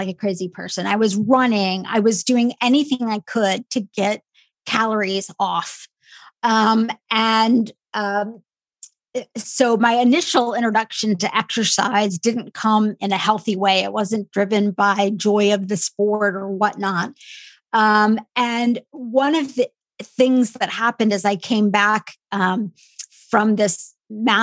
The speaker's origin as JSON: {"language": "English", "region": "a small Midwestern town", "country": "United States", "tie": "born or raised there", "said": "I am of Indian heritage and I grew up in a really small Midwestern town"}